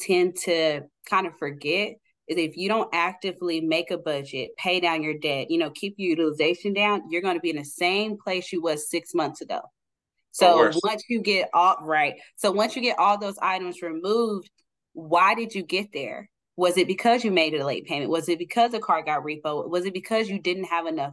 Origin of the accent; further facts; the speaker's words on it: Oklahoma City, Oklahoma, United States; I'm born and raised in Oklahoma City